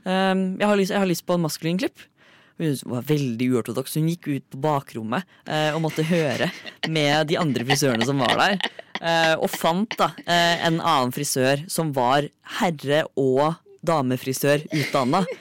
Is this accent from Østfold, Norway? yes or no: yes; Fredrikstad, Østfold, Norway; moved away; hjemme i Fredrikstad